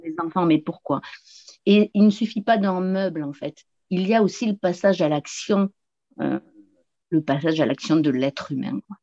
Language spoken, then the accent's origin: French; south-west France, France; accent: southern; je viens du sud-ouest de la France et euh, j'habite une petite commune au pied des, au pied des montagnes pyrénéennes, hein, juste à la frontière espagnole. Et voilà, dans un beau paysage magnifique. Et je suis non plus pas très loin de l'océan où je suis aujourd'hui, d'ailleurs, dans ma ville natale